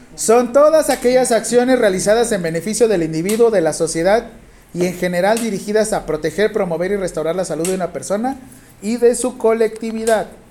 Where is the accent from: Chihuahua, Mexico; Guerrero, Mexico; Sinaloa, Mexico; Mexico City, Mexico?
Guerrero, Mexico; Acapulco; yo soy de Acapulco